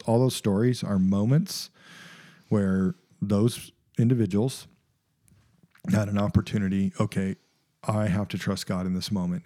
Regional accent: United States; as an American culture

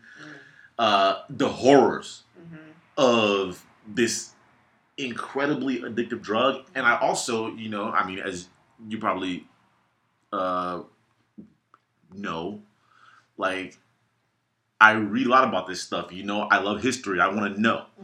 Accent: Gardena, California, United States; also born or lived in Los Angeles / Victorville; I was born in Gardena in 1981

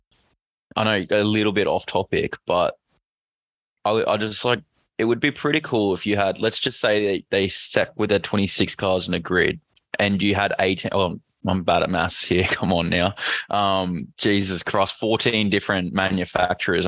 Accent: Queensland, Australia; As a Queenslander

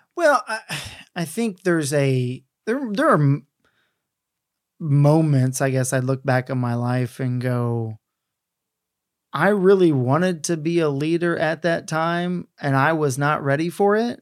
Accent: the South, United States; I grew up in the South

